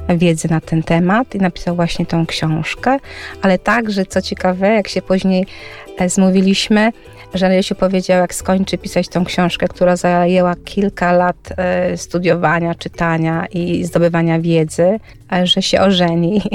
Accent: Dobra, Greater Poland, Poland; moved away as an adult; also born or lived in Turek, Poland; now in Alice Springs, Australia; Ja urodziłam się w Turku, wychowywałam się w małej miejscowości Dobra.

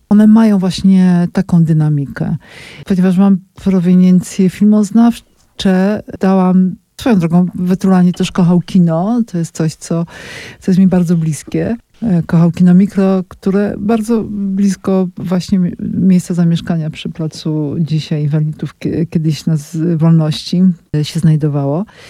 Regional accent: Kraków, Lesser Poland, Poland; Ja jestem z Krakowa

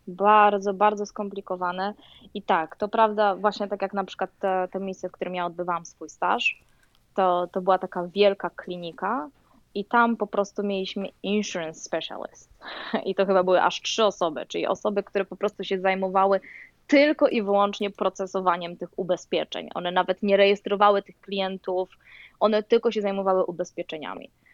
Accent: Poland; moved away as an adult; also born or lived in Louisiana, United States; now in United States; ja przyjechałam z Polski

